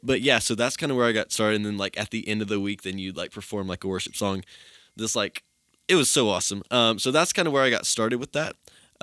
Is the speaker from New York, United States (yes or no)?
no; Johnson City, Tennessee, United States; moved away; I'm from Johnson City, Tennessee, the big city itself.